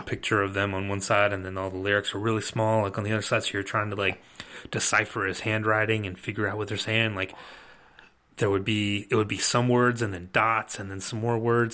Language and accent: English; Rome, Georgia, United States; also born or lived in Athens, Georgia; I grew up in Rome, Georgia, which is not, like, a hotbed of culture, um, Northwest Georgia